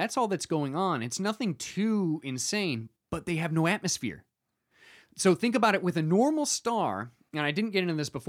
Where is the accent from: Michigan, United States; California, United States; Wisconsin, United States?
Michigan, United States; From Michigan. That's my home state.